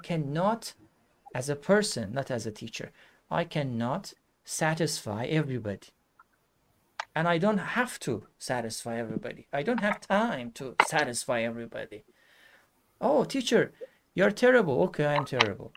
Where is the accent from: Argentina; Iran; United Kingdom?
Iran; English is a second language; I'm from Iran